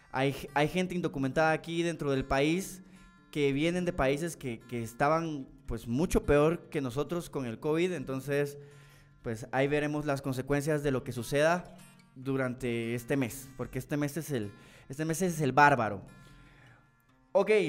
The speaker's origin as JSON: {"language": "Spanish", "region": "Retalhuleu", "country": "Guatemala", "said": "Fíjate que yo soy de Reu y sí fue cierto, pero que agarraron bastante mala por todo Reu"}